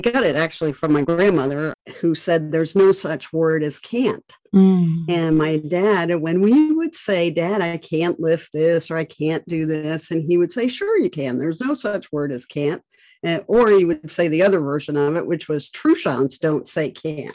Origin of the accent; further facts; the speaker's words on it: Rhode Island, United States; moved away; I had gone back to my hometown, and it's a really small town on the coast of Rhode Island